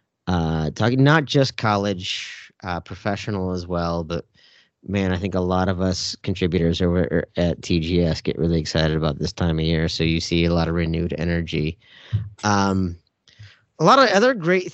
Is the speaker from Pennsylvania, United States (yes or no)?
no; Minnesota, United States; As a Minnesotan